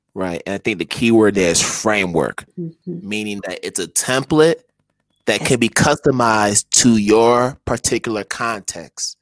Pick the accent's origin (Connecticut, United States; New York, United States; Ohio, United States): Connecticut, United States; moved away as an adult; also born or lived in Philadelphia / Boston; now in Africa; growing up in Connecticut mm-hmm. and then eventually going to Philadelphia and then Boston